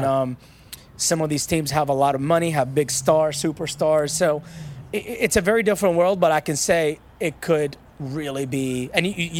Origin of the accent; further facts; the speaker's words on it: Iraq; now in United States; I was born in the Iran-Iraq war